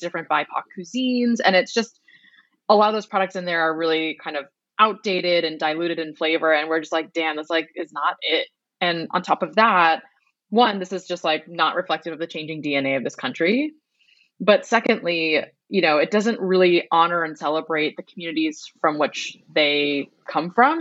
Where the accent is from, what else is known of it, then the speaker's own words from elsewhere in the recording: Boston, Massachusetts, United States; we grew up in Boston in a town that was actually 98% white as um, first gen Vietnamese Americans and daughters of refugees